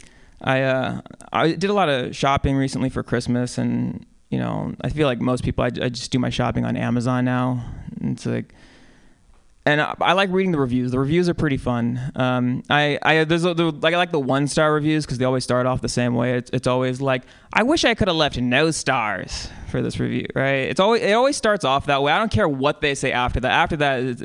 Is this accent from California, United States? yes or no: yes; San Francisco, California, United States; also born or lived in San Diego; I grew up here